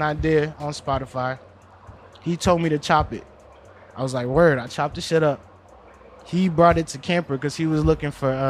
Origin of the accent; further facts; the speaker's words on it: Minnesota, United States; I'm from Minnesota.